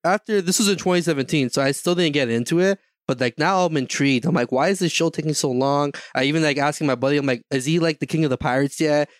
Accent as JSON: {"language": "English", "country": "Canada", "said": "I'm from, I'm from Canada"}